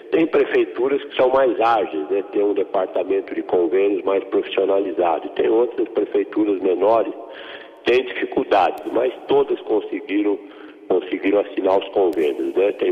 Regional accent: Pederneiras, São Paulo, Brazil; Eu nasci em Pederneiras. Pederneiras é uma cidade que fica entre Bauru e Jaú, à, à beira do, do lendário Tietê.

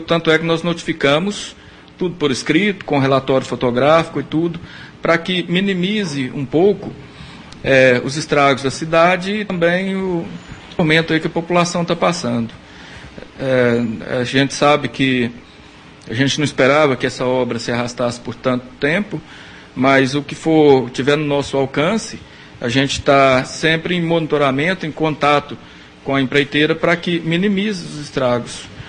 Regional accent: São Gonçalo do Abaeté, Minas Gerais, Brazil; now in Rio Paranaíba, Brazil; eu sou de São Gonçalo do Baeté, mas em Rio Paranaíba eu estou há, há 16 anos

